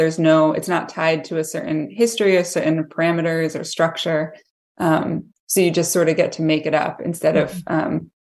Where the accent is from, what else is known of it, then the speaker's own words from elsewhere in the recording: Massachusetts, United States; I lived in Western Mass. I grew up in Massachusetts and lived in Western Mass for most of my life.